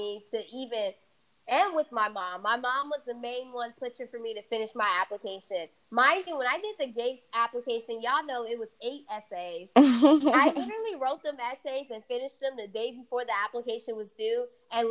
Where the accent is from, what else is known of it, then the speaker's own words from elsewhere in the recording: Atlanta, Georgia, United States; first language Fula; English is a second language; moved away; also born or lived in New York; I grew up in Atlanta, Georgia. Originally born in New York